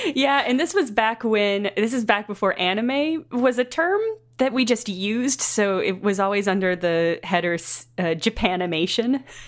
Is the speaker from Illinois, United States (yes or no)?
yes; Southern Illinois, United States; Southern Illinois, which is the, the Midwest of the United States